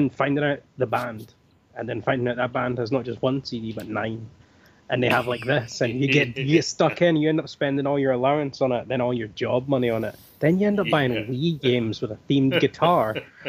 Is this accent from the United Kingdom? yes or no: yes; Scotland, United Kingdom; They're like, where are you from? I'm like, Scotland.